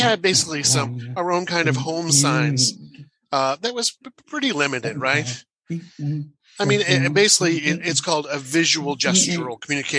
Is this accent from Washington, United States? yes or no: yes; Washington, United States; also born or lived in Texas; I was born in Texas. And my father was a Southern Baptist minister. My mother was an English and literacy teacher. And then we moved to Washington State to open a church there.